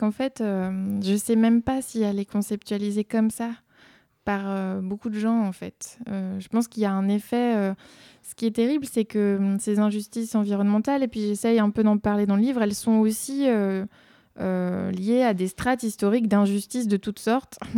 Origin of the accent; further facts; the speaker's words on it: Belgium; En Belgique, on dit toutes ces broles qu'on laisse euh, dans les placards